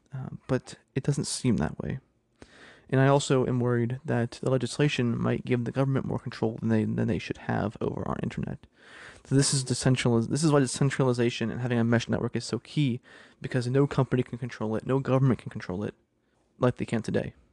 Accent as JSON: {"language": "English", "region": "Pennsylvania", "country": "United States", "tie": "born or raised there", "said": "my home state of Pennsylvania"}